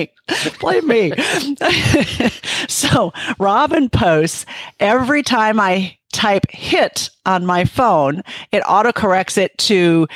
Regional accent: Minnesota, United States; So when I grew up in Minnesota

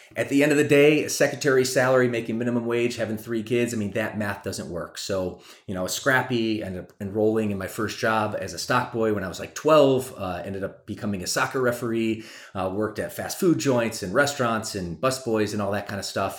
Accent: Michigan, United States; also born or lived in Atlanta, Georgia; now in California, United States; she took her three kids and moved to Michigan

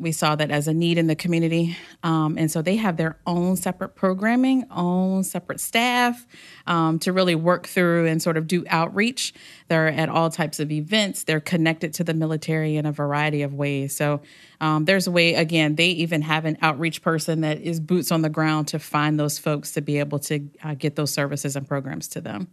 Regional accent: Hampton, Virginia, United States; home is the Hampton Roads area. I grew up in Hampton

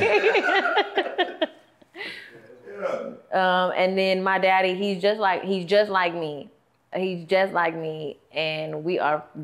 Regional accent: Athens, Texas, United States; moved away; also born or lived in Dallas; I'm from Athens, Texas

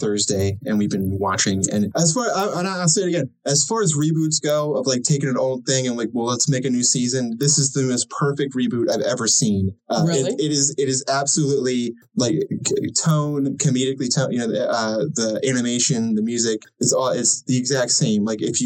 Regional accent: Baltimore, Maryland, United States; we're from the Baltimore area

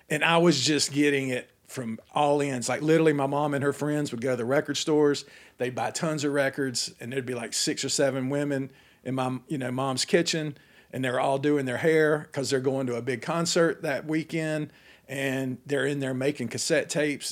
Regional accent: Atlanta, Georgia, United States; my whole childhood growing up in Atlanta

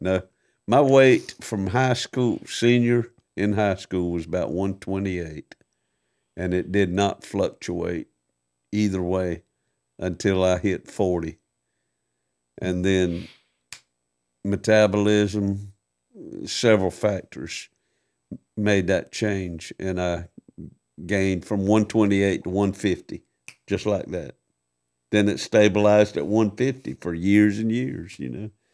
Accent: Waycross, Georgia, United States; also born or lived in Tallahassee, Florida; I moved from Tallahassee, Florida, back home to Waycross

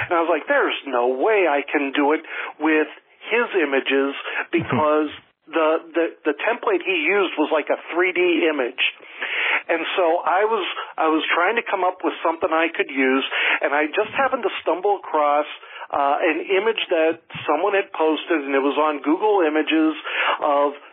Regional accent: Erie, Pennsylvania, United States; moved away as an adult; now in Florida, United States; I grew up in Pennsylvania

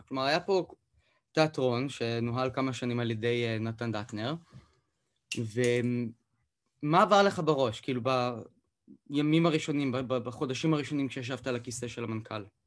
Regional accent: Beersheba, Southern District, Israel; שאני נולדתי וגדלתי בבאר שבע

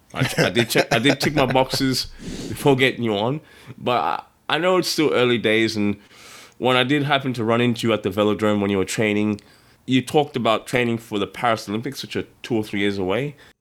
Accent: Australia; I'm Australian

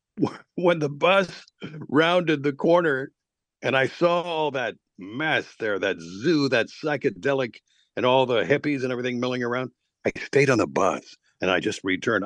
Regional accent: Lexington, Kentucky, United States; now in Atlanta, United States; I was, uh, born in Wil-, in Lexington, Kentucky

